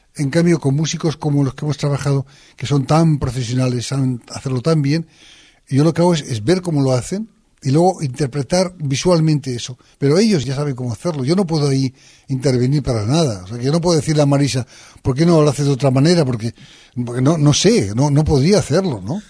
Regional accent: northern Aragon, Spain; yo soy del norte de Aragón

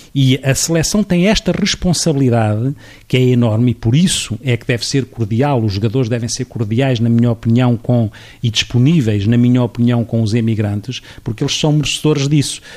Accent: Portugal; enquanto portugueses

